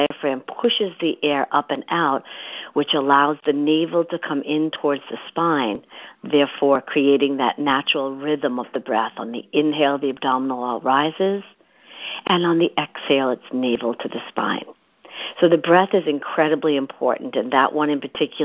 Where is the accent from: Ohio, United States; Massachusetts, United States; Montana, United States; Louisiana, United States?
Massachusetts, United States; Boston; moved away as an adult; also born or lived in San Francisco; now in New York City, United States; I grew up in the Massachusetts area, in the Boston area